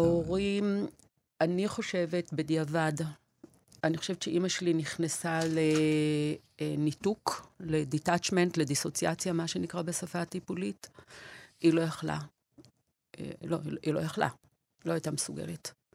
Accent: Beersheba, Southern District, Israel; born or raised there; also born or lived in Wrocław, Poland / Nahariya, Israel

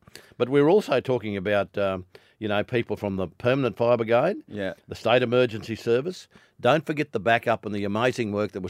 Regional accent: Millmerran, Queensland, Australia; I live on the end of a power line in my hometown of Mulmerin, well out of town.

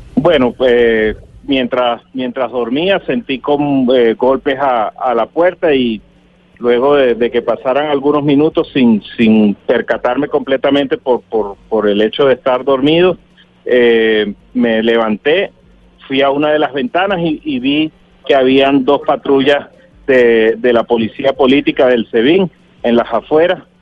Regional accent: Venezuela

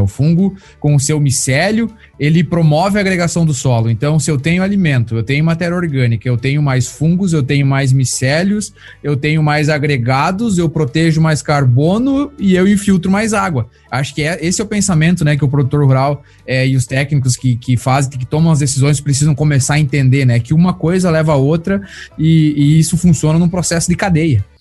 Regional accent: Brazil; now in United States; eu sou brasileiro

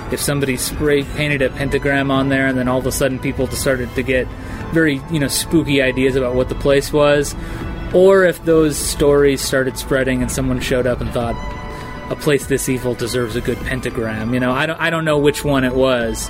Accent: Coolidge, Arizona, United States; also born or lived in Phoenix, Arizona; I grew up in Coolidge, which is a neighboring town

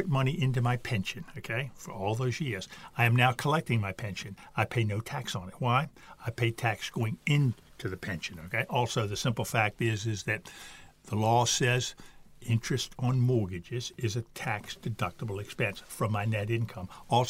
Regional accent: United States; moved away; just as an American

